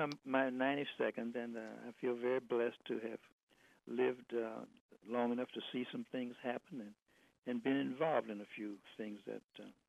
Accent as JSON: {"language": "English", "town": "Detroit", "region": "Michigan", "country": "United States", "tie": "born or raised there", "said": "but I lived in Detroit. I was born in Detroit."}